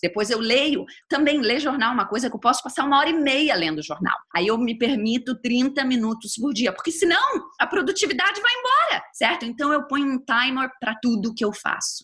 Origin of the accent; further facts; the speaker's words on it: Rio de Janeiro, Brazil; moved away as an adult; also born or lived in New Jersey/New York, United States; now in United States; eu uh, sou carioca, estou morando aqui nos Estados Unidos já há 20 anos